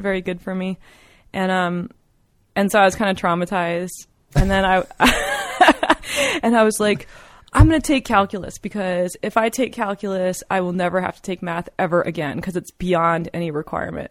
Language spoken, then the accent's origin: English; East Coast, United States; moved away as an adult; also born or lived in Colorado; I was from the East Coast